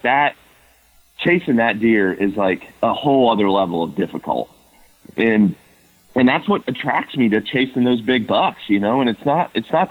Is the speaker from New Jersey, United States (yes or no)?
no; Ohio, United States; my home state in Ohio